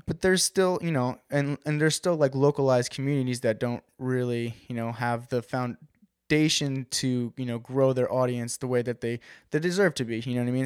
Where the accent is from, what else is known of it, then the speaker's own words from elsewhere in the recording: West Babylon, New York, United States; I grew up on the South Shore of Long Island